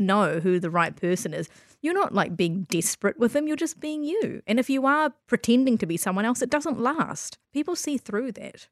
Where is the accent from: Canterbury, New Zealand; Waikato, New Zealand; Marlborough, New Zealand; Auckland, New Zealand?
Canterbury, New Zealand; Christchurch; also born or lived in Malaysia; I grew up in Christchurch, and you can't see skin color on, on this podcast, but I was born in Malaysia, and I moved to Christchurch when I was four